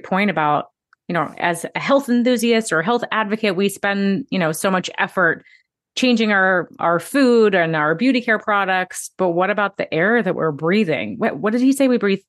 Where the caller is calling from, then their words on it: New York City, New York, United States; I am tuning in from New York City today